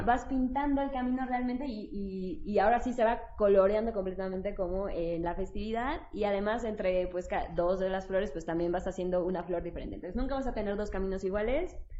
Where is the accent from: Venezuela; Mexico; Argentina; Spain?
Mexico; en nuestro imaginario como mexicanos